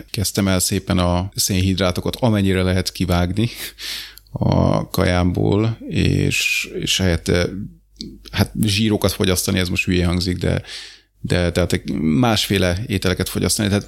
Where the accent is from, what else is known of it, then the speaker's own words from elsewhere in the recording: Hungary; De figyelj, én magyar vagyok